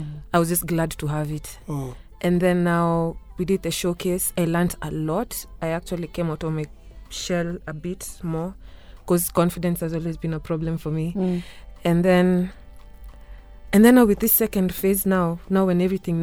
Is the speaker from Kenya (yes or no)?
yes; Kenya; People don't think I'm Kenyan